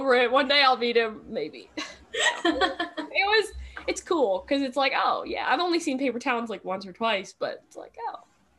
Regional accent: Mooresville, North Carolina, United States; it was filmed in Mooresville

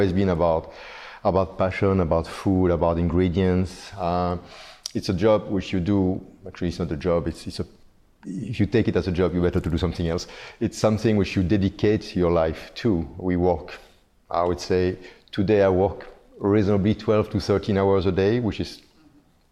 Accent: Belgium; moved away as an adult; now in Singapore; I'm originally from Belgium. I've been living in Singapore for the past 20 years.

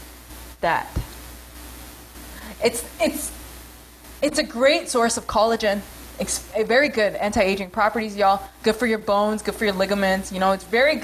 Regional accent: New York, United States; I grew up in New York, and, like, New York Koreans are just abrasive

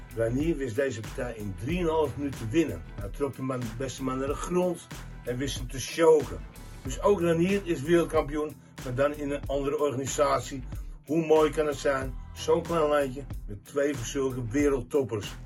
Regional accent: Netherlands

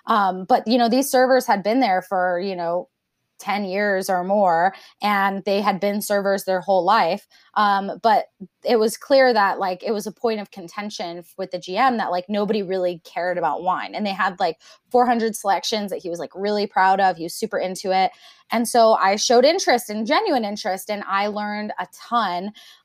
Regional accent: Japan; cause I grew up in Japan and I would eat lychees like all the time.

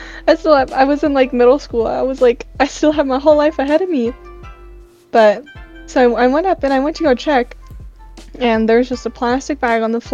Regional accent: Philippines; I'm Filipino, so like I grew up with like a Catholic household

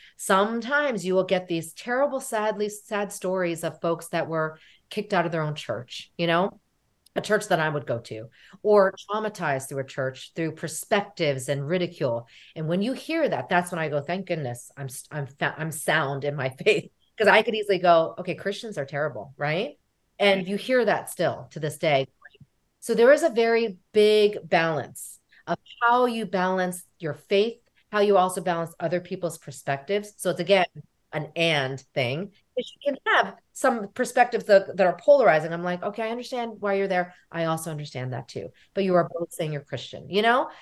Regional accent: United States; we are American, right? We are American, which we are Korean American

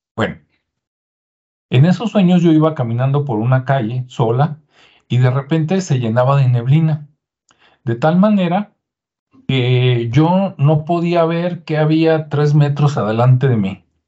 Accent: Mexico; los que somos mexicanos

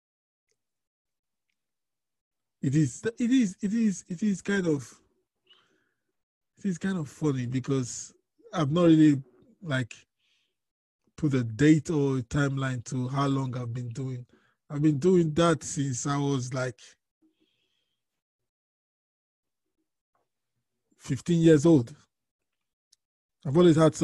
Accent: Nigeria; I'm from Nigeria, and my family background, my dad was a businessman

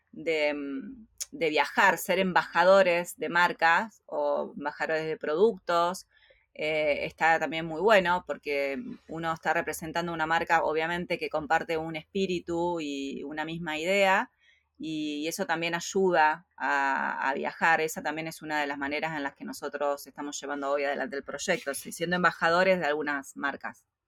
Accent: Argentina; moved away as an adult; nosotros salimos de Argentina

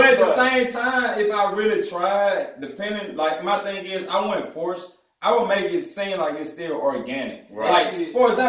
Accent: Jackson, Mississippi, United States; I grew up in Jackson. Right. I'm from South Jackson. Like, that's the region where I'm from

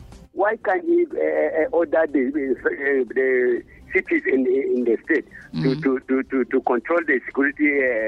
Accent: Barkin Ladi, Plateau, Nigeria

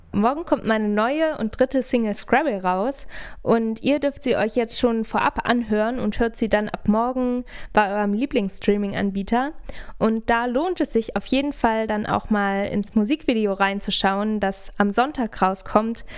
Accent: Hamburg, Germany; moved away as an adult; now in Hildesheim, Germany; Ich bin in Hamburg aufgewachsen

